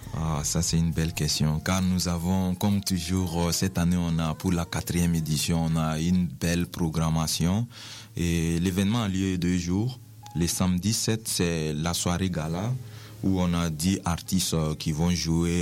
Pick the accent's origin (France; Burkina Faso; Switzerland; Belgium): Burkina Faso; moved away as an adult; now in Quebec, Canada; dans mon pays, euh, je viens du Burkina Faso, un pays en Afrique de l'Ouest